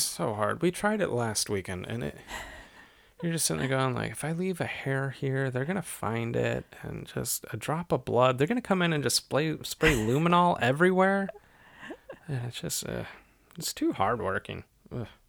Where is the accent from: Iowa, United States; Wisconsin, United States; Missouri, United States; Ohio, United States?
Ohio, United States; I'm from Ohio.